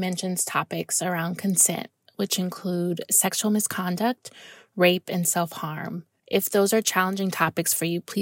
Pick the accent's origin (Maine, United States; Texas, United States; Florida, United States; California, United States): Florida, United States; South; moved away as an adult; now in Dakar, Senegal; I am a native of South Florida